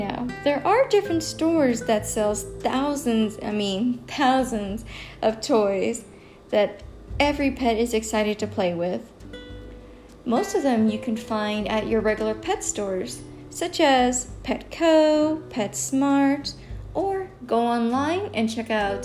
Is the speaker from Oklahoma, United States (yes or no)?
no; Killeen, Texas, United States; my hometown in Killeen